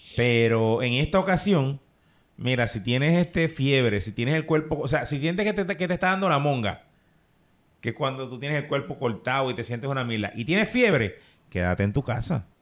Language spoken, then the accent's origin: Spanish; Puerto Rico; aquí en Puerto Rico